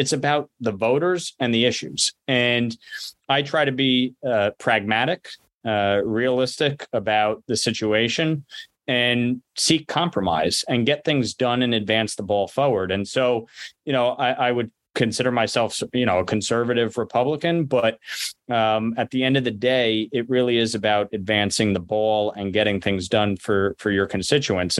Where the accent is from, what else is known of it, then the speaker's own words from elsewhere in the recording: Rockland County, New York, United States; born and raised in Rockland County, I've lived here my whole life